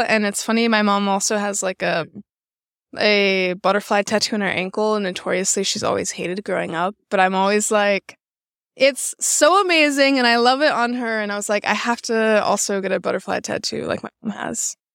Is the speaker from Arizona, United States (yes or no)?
no; Chicago, Illinois, United States; moved away as an adult; now in Los Angeles, United States; I'm based out of Los Angeles right now. I didn't grow up there. I'm from Chicago